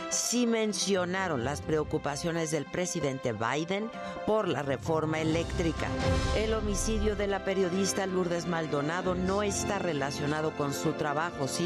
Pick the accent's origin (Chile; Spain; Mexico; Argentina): Mexico; Como mexicanos y como sus gobernados, pues merecemos una explicación precisa